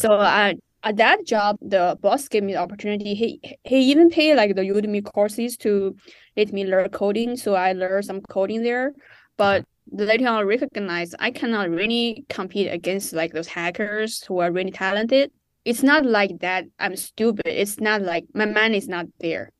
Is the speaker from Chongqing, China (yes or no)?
yes; Chongqing, China; moved away as an adult; also born or lived in West Virginia, United States / New York, United States; now in United States; I grew up in Chongqing, China